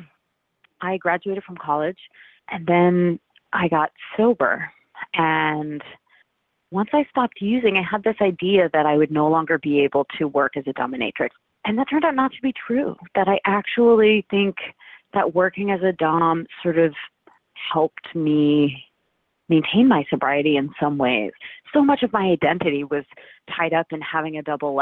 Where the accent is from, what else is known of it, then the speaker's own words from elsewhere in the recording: Cape Cod, Massachusetts, United States; I grew up on Cape Cod, and that's a sort of summer tourist economy